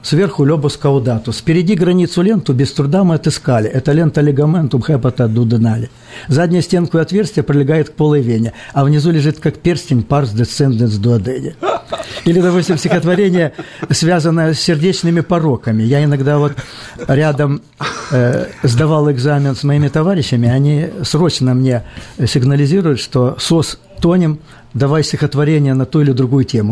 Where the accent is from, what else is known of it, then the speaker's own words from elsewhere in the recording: Melitopol district, Zaporizhzhia Oblast, Ukraine; я не из Мариуполя, я из Запорожской области. Ну, соседи. Мелитопольский район